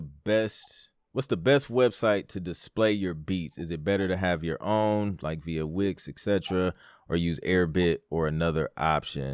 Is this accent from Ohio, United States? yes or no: yes; Toledo, Ohio, United States; I'm from Toledo, Ohio. Like, there's no like music scene there